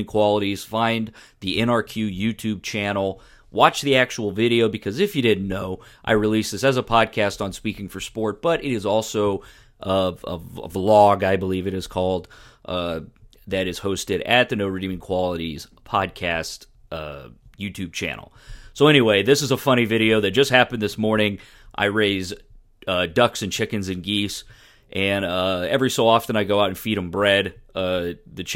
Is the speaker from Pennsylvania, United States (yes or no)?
no; Houston, Texas, United States; I grew up in Houston